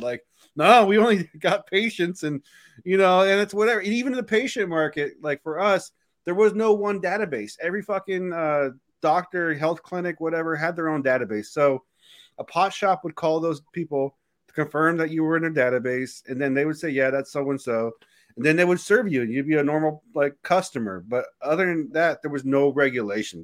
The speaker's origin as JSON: {"language": "English", "country": "United States", "said": "being American"}